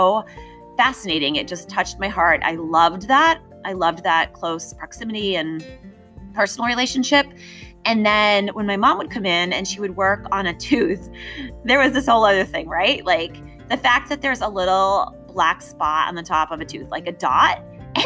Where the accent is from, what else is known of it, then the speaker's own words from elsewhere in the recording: outside of Boston, Massachusetts, United States; I grew up outside of Boston